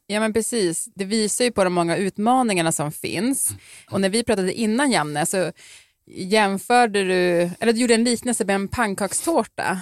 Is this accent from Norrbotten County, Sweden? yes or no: yes; Piteå, Norrbotten County, Sweden; moved away; Jag är ju då från Piteå, som ju ligger lite mer norrut.